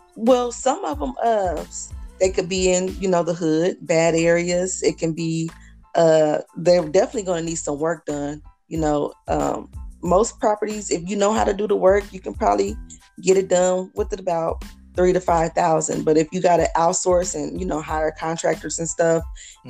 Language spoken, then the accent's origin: English; Decatur, Illinois, United States; moved away as an adult; now in Indianapolis, United States; Decatur, Illinois, which is my hometown